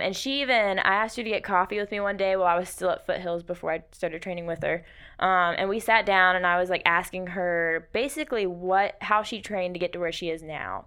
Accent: Rock Hill, South Carolina, United States; moved away as an adult; now in Anderson, United States; I'm from the Rock Hill area up toward Charlotte

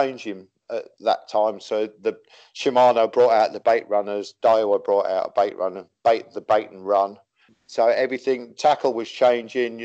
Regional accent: Wakefield, Yorkshire and the Humber, United Kingdom; also born or lived in Chesham, Buckinghamshire / Biggleswade; now in Caspe, Spain; my neighbour took me and used to take me to a little place in Wakefield. I'm a Yorkshireman

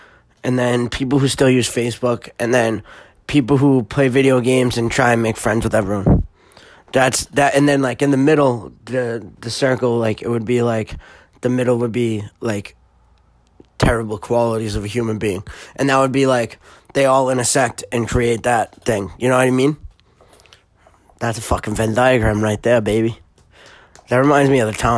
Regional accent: Massachusetts, United States; I'm born in Massachusetts, obviously, born in Massachusetts, lived here my whole life

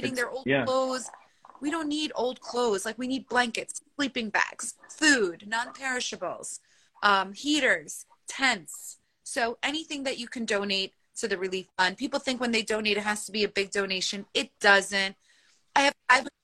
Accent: Turkey; I'm from Turkey, I have cousins that are on ground zero

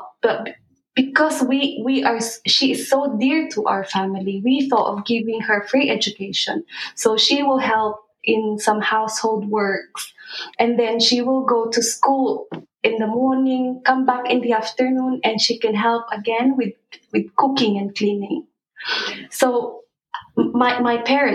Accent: Philippines; moved away; we grew up in the Philippines where we've witnessed what real poverty is like

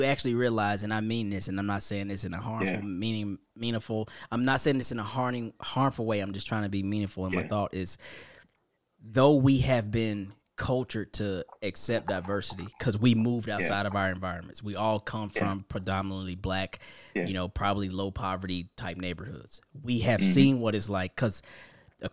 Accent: Indianapolis, Indiana, United States; I come from Indianapolis

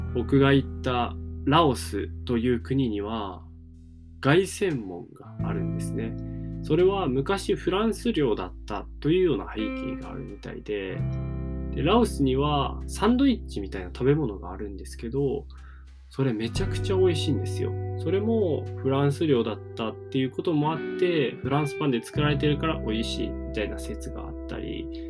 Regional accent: Miyazaki, Japan; moved away as an adult; now in Fukuoka, Japan; 僕は宮崎県出身でけどすごいど田舎で育ちました

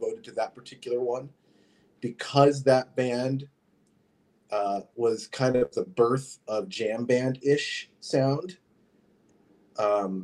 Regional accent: Fairfield, Iowa, United States; also born or lived in California; now in Canada; I grew up in Fairfield, Iowa, in the southeast corner.

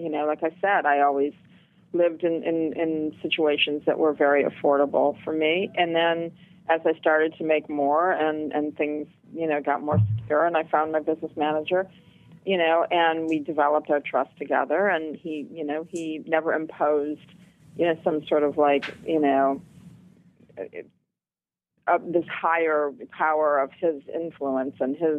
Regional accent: Flint, Michigan, United States; now in New York City, United States; I was born in Flint, Michigan, and in the 60s, it was a very thriving, you know, the Midwest was thriving

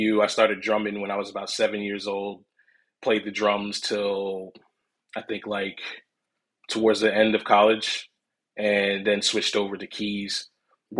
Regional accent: Philadelphia, Pennsylvania, United States; I'm from Philly, which is basically the hub for this whole entire sound

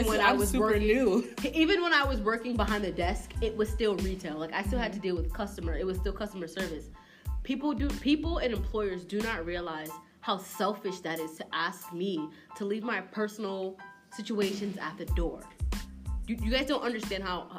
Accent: Bridgeport, Connecticut, United States; I'm from Bridgeport, born and raised in Bridgeport

